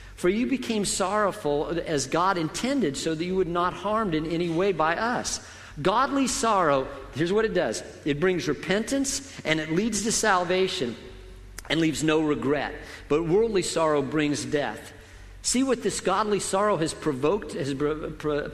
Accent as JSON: {"language": "English", "region": "Colorado", "country": "United States", "tie": "born or raised there", "moved": "yes", "said": "I grew up in Colorado"}